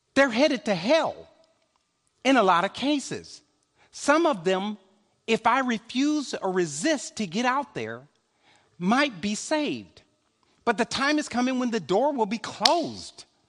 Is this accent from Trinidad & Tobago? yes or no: no; Chicago, Illinois, United States; I'm a stepper from Chicago